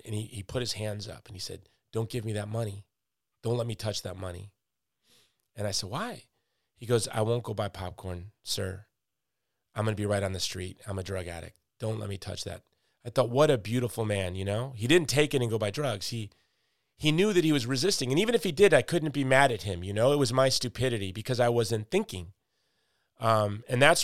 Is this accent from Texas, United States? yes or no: no; Chicago, Illinois, United States; I'm from Chicago, which is neighborhoods.